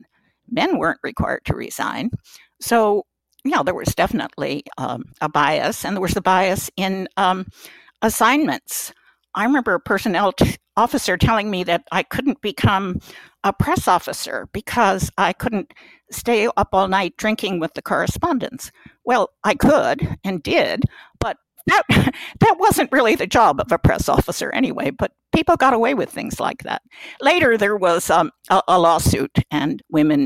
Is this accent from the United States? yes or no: yes; New Jersey, United States; moved away as an adult; I was from New Jersey